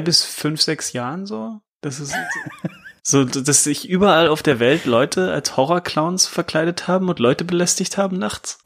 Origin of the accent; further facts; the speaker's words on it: Lower Saxony, Germany; ich komme auch aus Niedersachsen